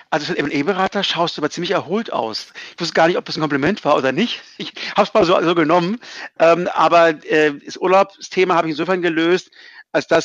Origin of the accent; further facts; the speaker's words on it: Hamburg, Germany; Aber als Hamburger war man ein bisschen eingesperrt ein paar Monate